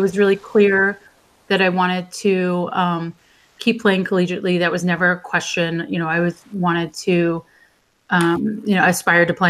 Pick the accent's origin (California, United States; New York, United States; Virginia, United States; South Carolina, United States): Virginia, United States; Reston; I grew up in Northern Virginia in Reston